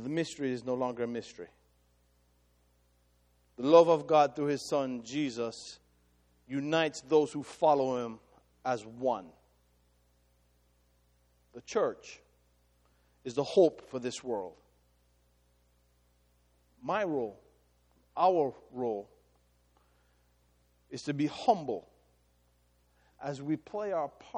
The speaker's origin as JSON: {"language": "English", "country": "Jamaica", "said": "I am ethnically Jamaican."}